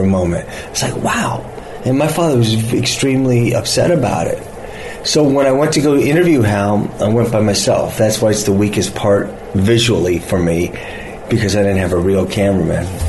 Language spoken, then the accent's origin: English; Los Angeles, California, United States; This is my hometown